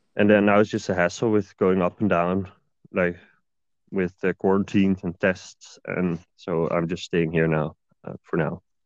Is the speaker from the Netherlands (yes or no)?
yes; Netherlands; moved away as an adult; now in Sweden; I'm from Netherlands